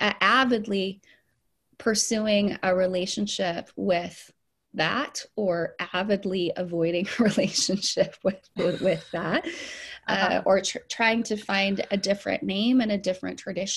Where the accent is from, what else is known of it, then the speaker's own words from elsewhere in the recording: Puerto Rico; also born or lived in Saint Lucia; I was born in the mission field, and I grew up in Puerto Rico and St. Lucia, and then even domestically, we moved around.